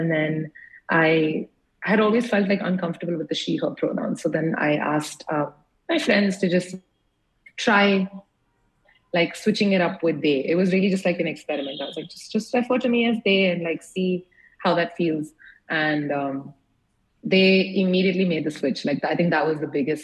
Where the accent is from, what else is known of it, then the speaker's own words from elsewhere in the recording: United States; moved away; also born or lived in India; I grew up in the States